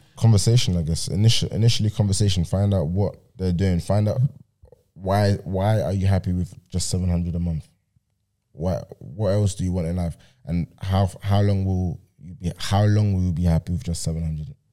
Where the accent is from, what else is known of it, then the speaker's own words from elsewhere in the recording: Vienna, Austria; moved away; in Vienna right now, in my hometown